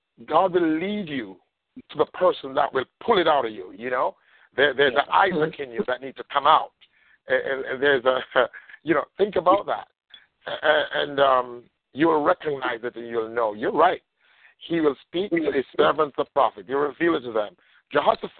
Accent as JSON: {"language": "English", "country": "Jamaica", "moved": "yes", "lives_now": "United States", "said": "I'm from Jamaica, for those that don't know me, from the island of Jamaica, came here"}